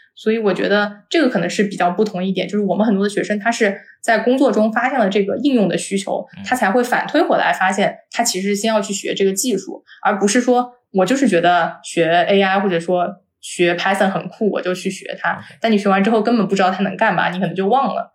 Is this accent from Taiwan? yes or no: no; China; 就作为一个中国人